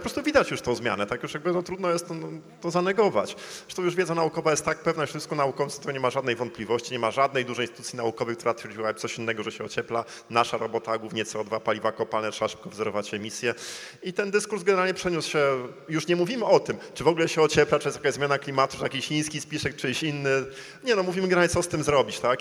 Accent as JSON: {"language": "Polish", "town": "Gdańsk", "region": "Pomeranian Voivodeship", "country": "Poland", "said": "Jestem gdańszczaninem"}